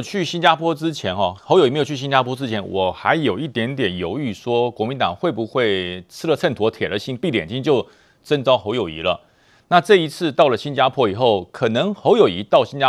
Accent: Taiwan; 而台湾呢就有这种认同的问题，我们有一个恶邻居直接指着你说你是不是中国人，你是不是中国人，你是不是要从我这边独立出去

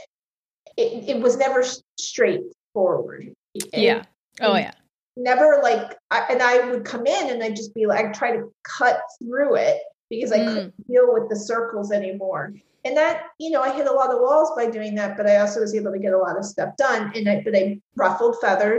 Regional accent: New York, United States; also born or lived in São Paulo, Brazil; I'm as a New Yorker.

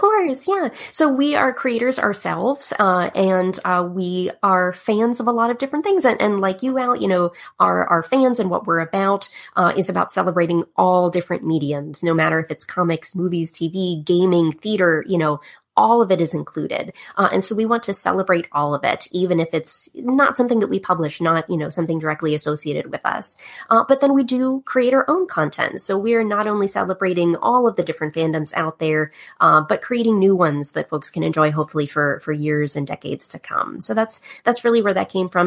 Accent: Pittsburgh, Pennsylvania, United States; moved away; I'm from the East Coast originally, Pittsburgh, Pennsylvania. And uh, I grew up uh, as a kid backstage a lot in the theater.

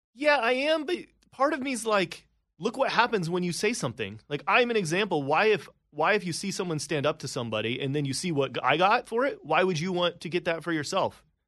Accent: Indiana, United States; moved away as an adult; also born or lived in Atlanta; now in New York City, United States; I was in Atlanta, but I grew up in Indiana. I was in the Midwest my whole life.

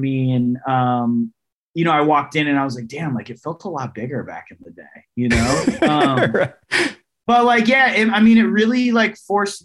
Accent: Riverside, California, United States; Riverside, California. Yeah, born and raised, man. I'm like a SoCal kid

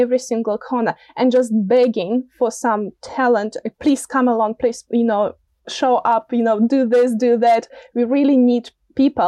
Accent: Russia; moved away as an adult; now in Auckland, New Zealand; I'm, originally, from Russia, an immigrant

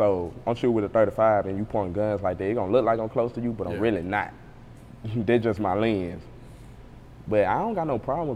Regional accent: Gunnison, Mississippi, United States; my hometown, Gunnison

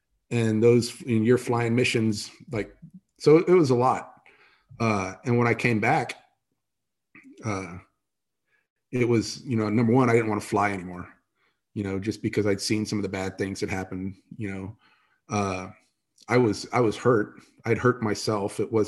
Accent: San Antonio, Texas, United States; I grew up in San Antonio, Texas.

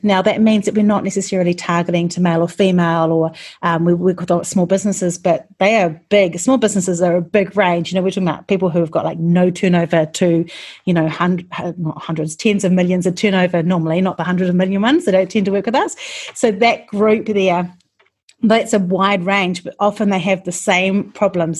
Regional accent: New Zealand; I'm from New Zealand

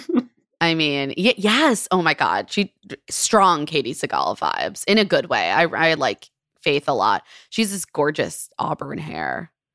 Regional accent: Maryland, United States; a Maryland gal, my, my home state.

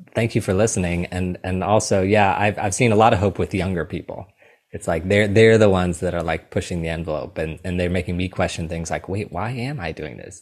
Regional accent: St. Louis, Missouri, United States; I am from Saint Louis, Missouri

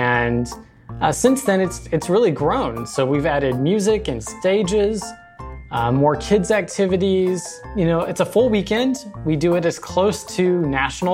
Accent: Latrobe, Pennsylvania, United States; I'm from Latrobe, Pennsylvania.

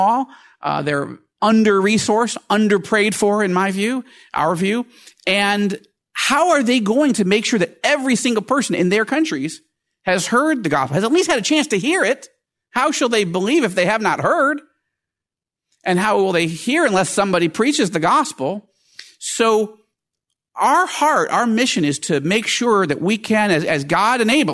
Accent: Fairport, New York, United States; also born or lived in Syracuse, New York; I was born in Syracuse, but then they got lost in a snowstorm just outside of Rochester, New York, and in a little town called Fairport.

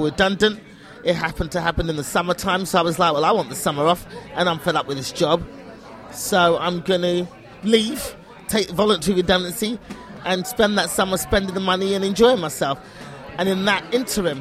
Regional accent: United Kingdom; I'm British.

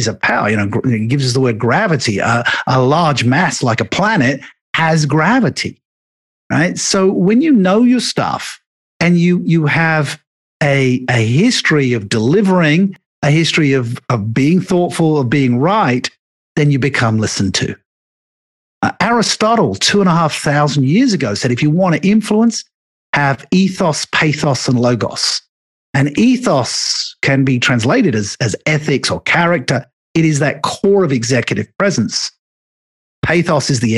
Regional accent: England, United Kingdom; me being an Englishman

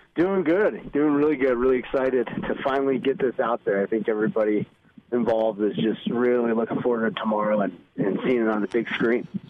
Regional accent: Colorado, United States; growing up in Colorado

